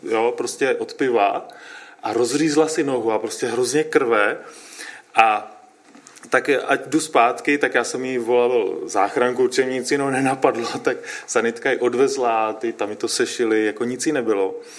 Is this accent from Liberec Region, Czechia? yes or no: yes; Liberec, Liberec Region, Czechia; no, já jsem, my pocházíme oba z Liberce, a já jsem stará eh, z nevěřícího prostředí